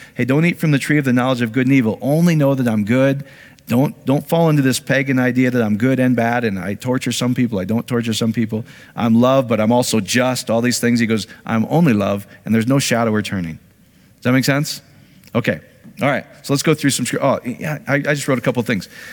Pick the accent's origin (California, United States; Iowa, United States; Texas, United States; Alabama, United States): Iowa, United States; I grew up in Iowa.